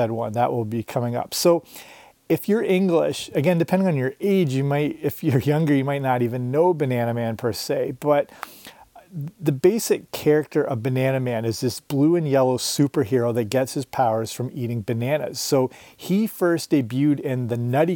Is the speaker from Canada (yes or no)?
yes; Canada; also born or lived in Surrey, England; I'm Canadian and grew up near the border of the US